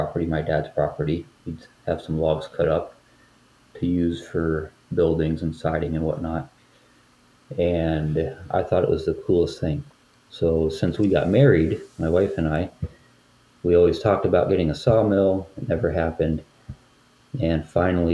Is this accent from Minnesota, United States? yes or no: no; Northwest Pennsylvania, United States; my wife and I grew up in Pennsylvania, Northwest Pennsylvania